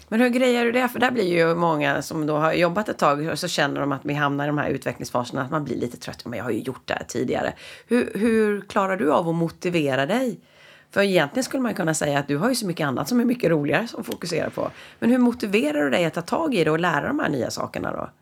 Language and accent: Swedish; Sweden